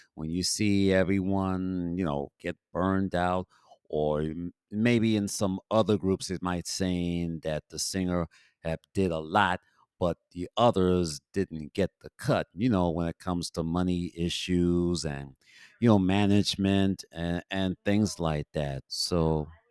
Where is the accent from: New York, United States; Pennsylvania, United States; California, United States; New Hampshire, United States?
New York, United States; New York City; also born or lived in Bronx; I'm originally from Harlem, but I, I live in the Bronx. I've been living in the Bronx for now 53 years